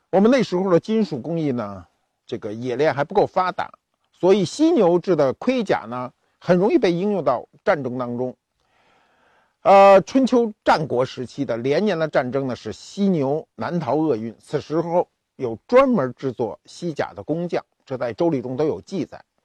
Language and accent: Chinese; China; 我们中国人